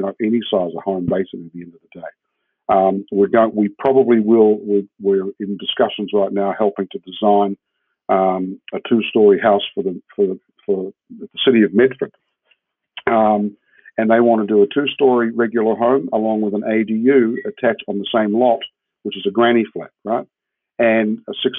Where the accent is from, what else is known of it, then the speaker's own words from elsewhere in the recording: New Zealand; moved away as an adult; also born or lived in Switzerland; now in Jacksonville, United States; I'm a Kiwi and I come from a country of 60 million sheep